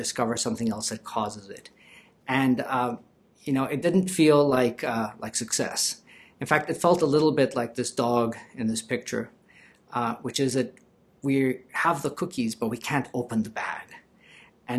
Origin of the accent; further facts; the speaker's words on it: Colombia; moved away; I'm originally from Colombia.